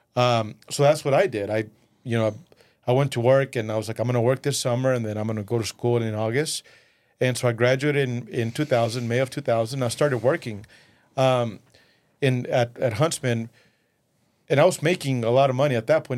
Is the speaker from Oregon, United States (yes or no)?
no; West Texas, United States; first language Spanish; English is a second language; also born or lived in Mexico / Midland, Texas; we moved to the U S when I was eleven. Uh, raised in West Texas, you know, everywhere I go, it doesn't matter any part of the world, I always say I'm a, I'm a West Texas, you know, Odessa, Midland guy